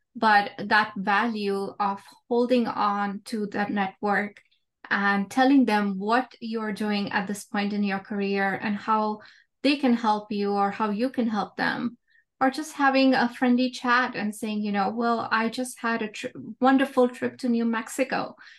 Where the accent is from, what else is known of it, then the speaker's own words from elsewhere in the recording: India; moved away as an adult; now in United States; when I was growing up in India, I was a very quiet kid